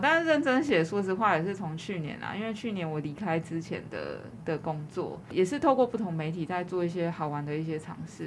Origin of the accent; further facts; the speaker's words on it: Yonghe, New Taipei, Taiwan; moved away as an adult; now in Chiayi, Taiwan; 我是那个跟台北有点靠近我新北啦，我永和